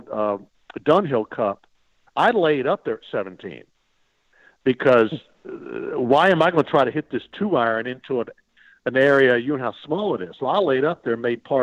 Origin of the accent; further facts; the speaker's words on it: United States; I'm an American